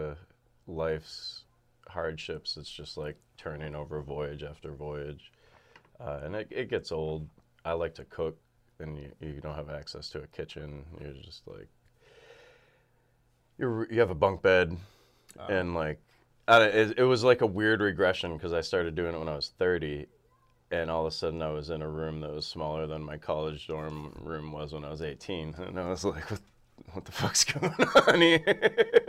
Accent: Massachusetts, United States; moved away as an adult; also born or lived in Hartford, Connecticut; now in Richmond, United States; I grew up in Massachusetts

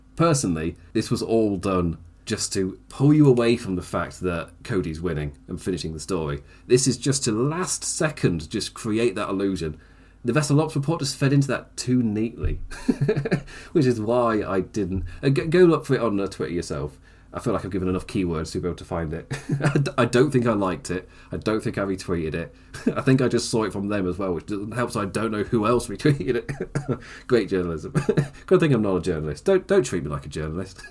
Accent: United Kingdom; as a British person

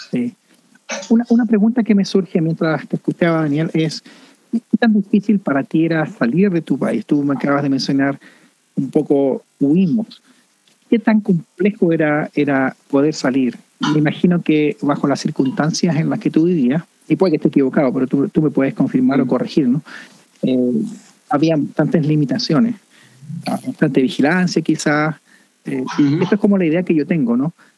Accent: Chile; now in Canada; en Chile tenemos esta expresión, yo soy chileno

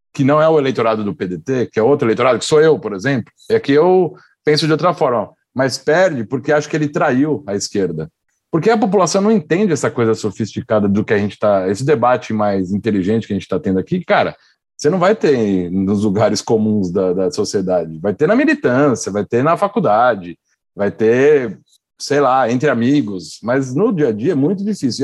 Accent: São Paulo, Brazil; eu sou de São Paulo, então eu tive a experiência aqui do Haddad como prefeito

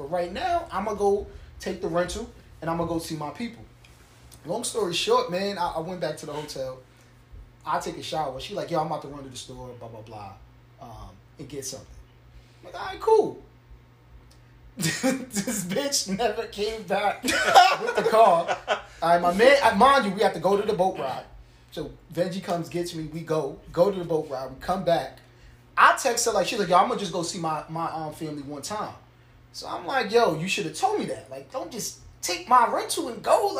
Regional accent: New York City, New York, United States; I grew up with in Brooklyn

